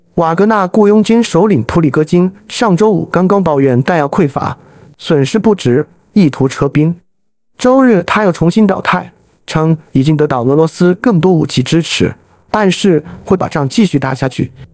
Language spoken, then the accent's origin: Chinese; China; 作为一个中国人